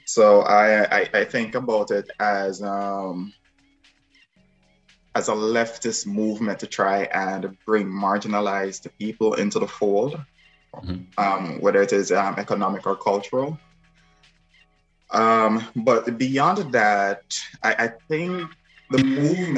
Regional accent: Jamaica; now in Chicago, United States; I'm from Jamaica originally, if you guys can tell that accent.

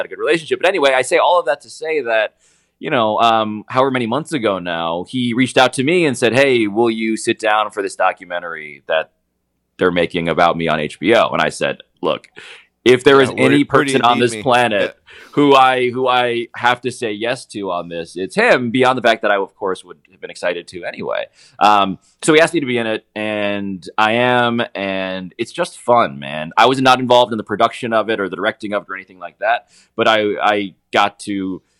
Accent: New York City, New York, United States; as a New Yorker

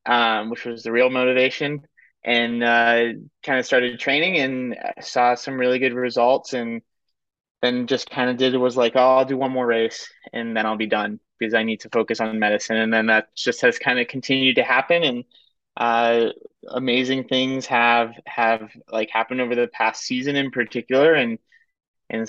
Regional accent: Cincinnati, Ohio, United States; also born or lived in Princeton, New Jersey; now in Columbus, United States; I grew up in Cincinnati

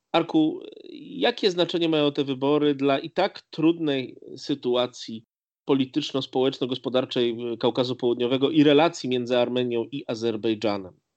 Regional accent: Lublin Voivodeship, Poland; My obydwaj pochodzimy z Lubelszczyzny

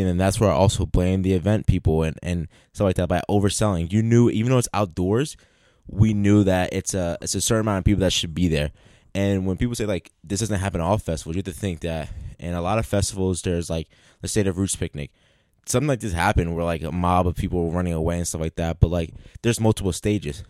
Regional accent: Philadelphia, Pennsylvania, United States; growing up in Philly

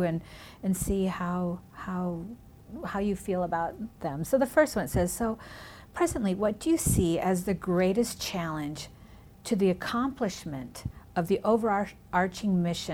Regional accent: Minnesota, United States; first language Spanish; English is a second language; also born or lived in California; now in Bloomington, United States; I was born in California, raised in Minnesota, my first language in my home was Spanish

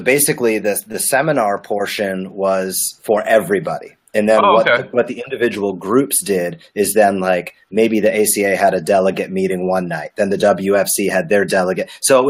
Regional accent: Rhode Island, United States; Rhode Island.

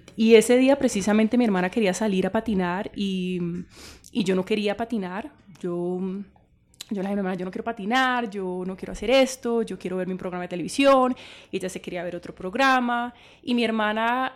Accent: Cali, Valle del Cauca, Colombia; yo soy de Cali, yo vengo de eh, una familia unida

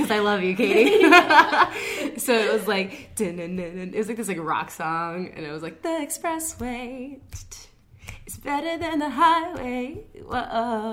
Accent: New York, United States; also born or lived in Bronx, New York / Rockland County, New York / Suffern, New York; I was born and raised in New York, I was born in the Bronx, but kind of raised all over. I went to school in Rockland County and Suffern

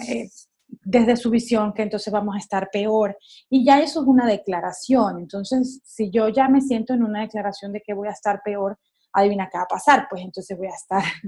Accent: Caracas, Capital District, Venezuela; yo soy caraqueña

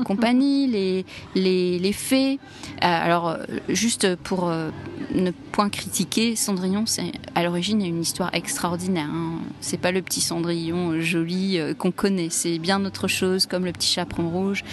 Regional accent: Egypt; chez nous en Égypte

